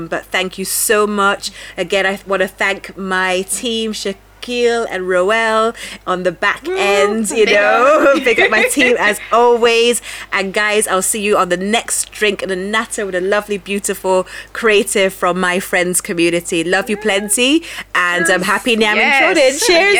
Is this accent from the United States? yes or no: no; Jamaica; being Jamaican, I would like to go to Ghana and Nigeria because of that historical connection as well.